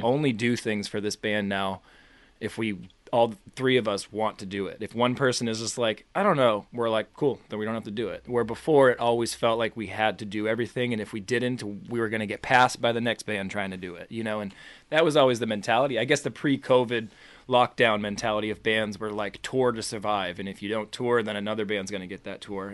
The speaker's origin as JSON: {"language": "English", "town": "Boston", "region": "Massachusetts", "country": "United States", "said": "I'm from Boston"}